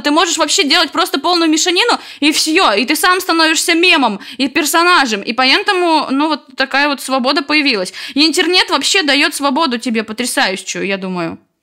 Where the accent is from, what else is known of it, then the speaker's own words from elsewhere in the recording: White Sea coast, Russia; now in Saint Petersburg, Russia; Я с берегов Белого моря